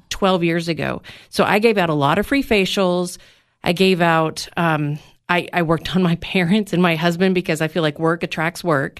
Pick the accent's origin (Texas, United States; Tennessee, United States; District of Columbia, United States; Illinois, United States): Tennessee, United States; McMinnville; also born or lived in Nashville; we just wanted to move back to my hometown to have a small town life.